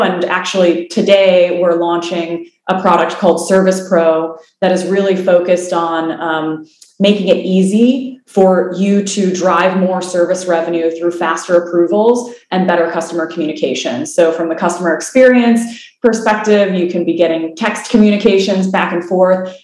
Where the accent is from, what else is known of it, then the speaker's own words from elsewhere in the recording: Illinois, United States; moved away as an adult; now in California, United States; I'm from the Midwest originally in Illinois. I moved out to California um, initially to go to school and then my career out there.